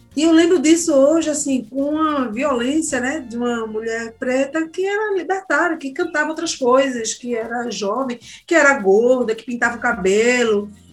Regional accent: Jardim São Paulo, Pernambuco, Brazil; eu sou de Jardim São Paulo, eu conheço minhas pessoas, né, os amigos, tudo de periferia

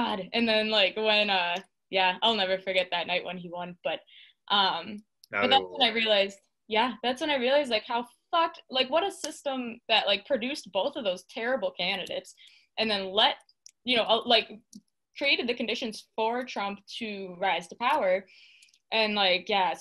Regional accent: Mukwonago, Wisconsin, United States; also born or lived in Big Bend, Wisconsin; So I grew up in Muckwonago, Wisconsin. So that's in Waukesha. I mean, technically I'm from Big Bend, which is a very dinky little town.

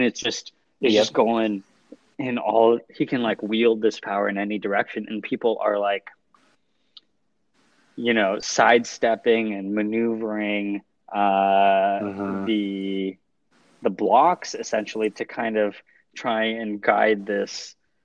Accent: California, United States; now in New York, United States; I am from California, but now I'm in New York

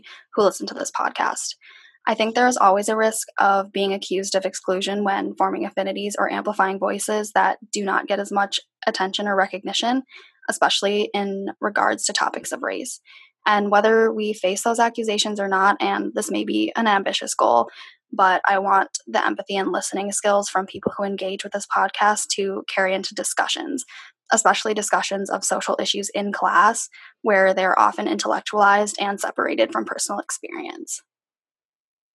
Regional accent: Minneapolis–Saint Paul, Minnesota, United States; I am from the Twin Cities, Minnesota

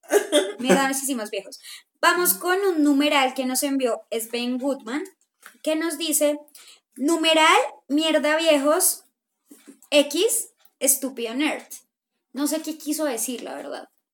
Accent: Colombia; somos colombianos

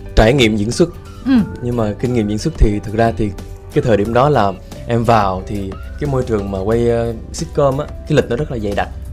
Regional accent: Switzerland; first language Vietnamese; moved away as an adult; now in Vietnam; em là một người gốc việt ừ. sinh ra và lớn lên ở thụy sĩ

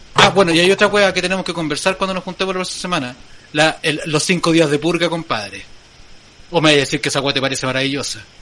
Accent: Chile

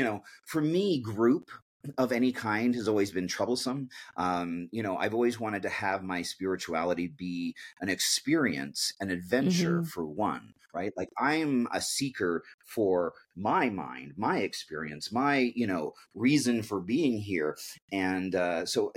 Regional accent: Canada; we grew up outside of British Columbia.

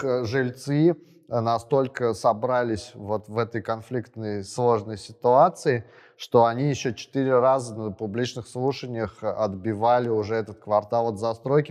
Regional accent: Samara, Samara Oblast, Russia; я вот сам из Самары

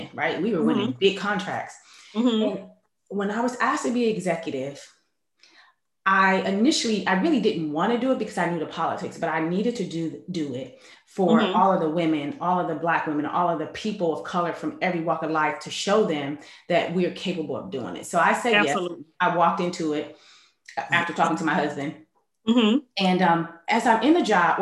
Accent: Cleveland, Ohio, United States; I'm originally from Cleveland, Ohio.

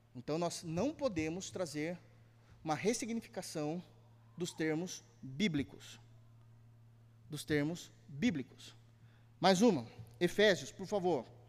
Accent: Brazil; nós brasileiros

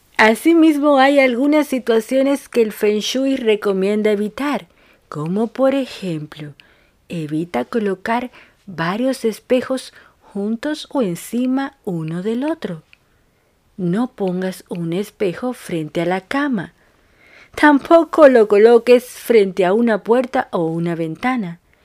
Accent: Dominican Republic; now in Buenos Aires, Argentina; una dominicana, en Argentina

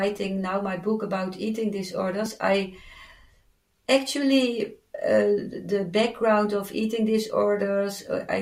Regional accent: Netherlands

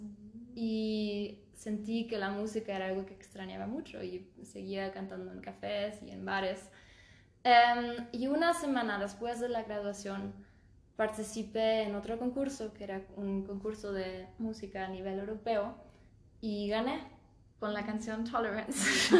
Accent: Germany; moved away as an adult; also born or lived in Stuttgart, Germany / Scotland; now in Aguascalientes, Mexico; Yo nací y crecí en Múnich, pero cuando yo tenía dos años nos mudamos a Stuttgart

